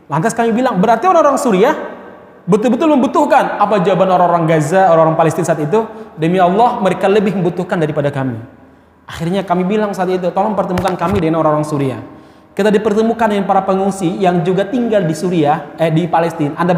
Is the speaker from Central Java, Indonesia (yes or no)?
yes; Solo, Central Java, Indonesia; saya nggak lahir di Solo tapi saya besar di Solo